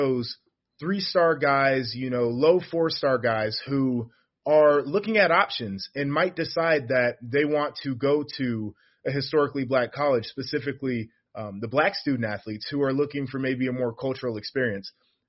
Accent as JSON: {"language": "English", "town": "Nashville", "region": "Tennessee", "country": "United States", "tie": "born there", "said": "I was born in Nashville."}